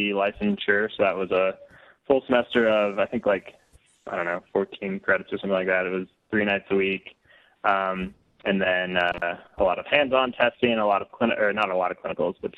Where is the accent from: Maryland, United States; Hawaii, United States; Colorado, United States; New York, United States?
Colorado, United States; I grew up in Colorado and have lived here pretty much all my life.